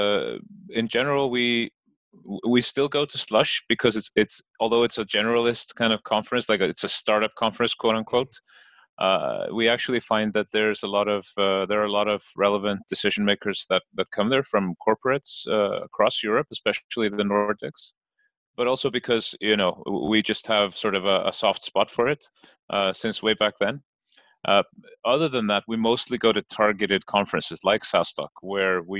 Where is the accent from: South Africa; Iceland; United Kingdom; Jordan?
Iceland; I'm from Iceland